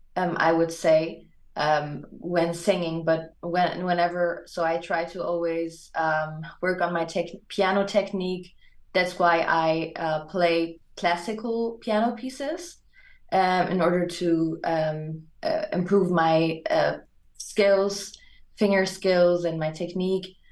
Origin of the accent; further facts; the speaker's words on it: Germany; English is a second language; also born or lived in Hamburg, Germany; I was born and raised in Germany